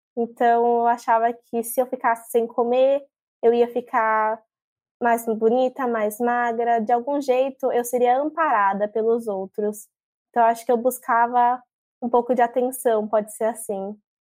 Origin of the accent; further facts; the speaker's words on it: São Paulo, Brazil; now in Praia Grande, Brazil; eu estou morando aqui em Praia Grande, litoral de São Paulo, com minha mãe, mas eu sou de São Paulo, capital